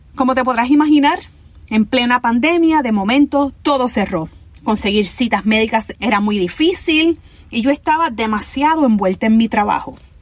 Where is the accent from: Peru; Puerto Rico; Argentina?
Puerto Rico; Ponce; yo soy boricua